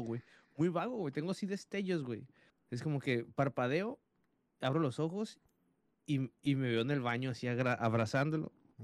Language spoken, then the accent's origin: Spanish; United States; aquí en Estados Unidos, mi país natal, donde no, yo nací y crecí